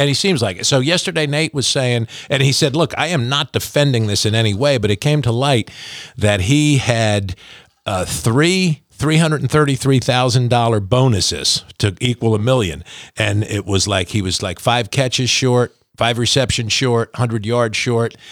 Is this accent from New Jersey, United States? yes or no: yes; Pompton Plains, New Jersey, United States; moved away as an adult; now in Kentucky, United States; my hometown of Pompton Plains, New Jersey, which I was born in in nineteen sixty.